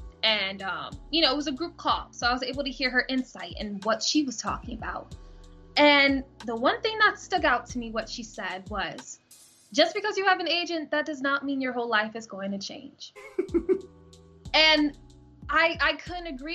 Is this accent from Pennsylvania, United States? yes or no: yes; Philadelphia, Pennsylvania, United States; being born and raised in Philly